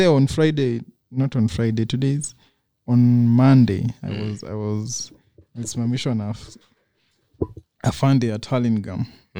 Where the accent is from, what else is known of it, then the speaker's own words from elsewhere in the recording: Nigeria; No, we are Lithuania, I'm Nigerian.